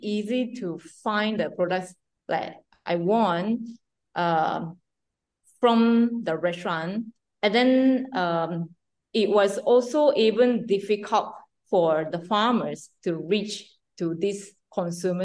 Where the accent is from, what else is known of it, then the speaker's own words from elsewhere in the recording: Japan; I decided to start to export my Japanese green tea from Japan to overseas